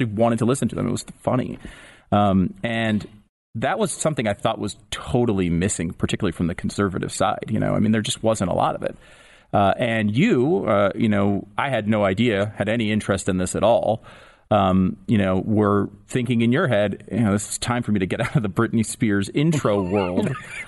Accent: Connecticut, United States; I mean, I grew up in Connecticut, so I knew you from your morning show at KC101, which is, you know, music station, the big station in my hometown, basically.

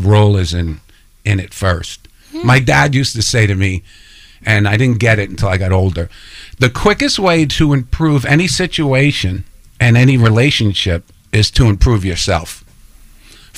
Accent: New York City, New York, United States; I grew up on Seymour and Gun Hill, and I grew up right down the street from Holy Rosary

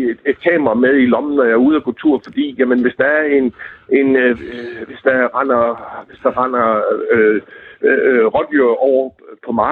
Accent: Southern Denmark, Denmark; Jamen, jeg er fra Fyn, så

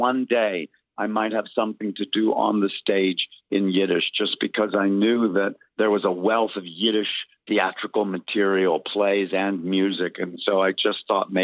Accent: Lubbock, Texas, United States; I grew up in Lubbock, Texas

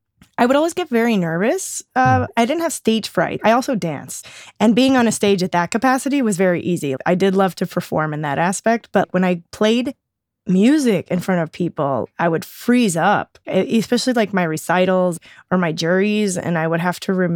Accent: Oregon, United States; born there; also born or lived in Florida / Alabama; So I was born in Oregon. I lived there for 5 years. And then we just kind of bounced around a lot.

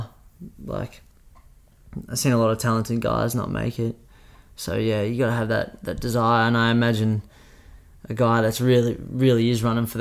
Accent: Australia; being Australian, we're so lucky

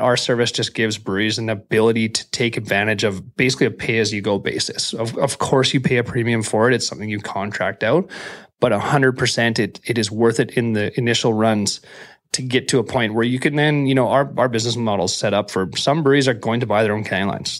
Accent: Prince George, British Columbia, Canada; moved away as an adult; now in Vancouver, Canada; I was from Prince George

